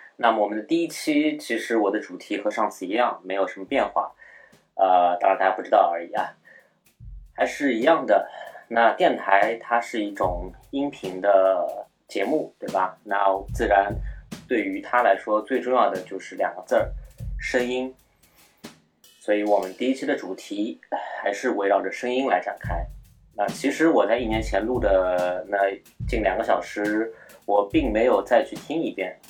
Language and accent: Chinese; Shanghai, China; also born or lived in Beijing; 我呢是一个土生土长的上海人